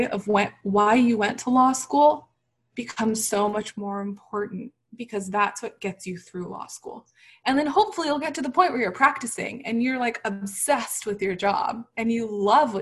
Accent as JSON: {"language": "English", "region": "Texas", "country": "United States", "tie": "born or raised there", "said": "a Muslim hijabi woman with a lot of opinions and a big personality growing up in Texas"}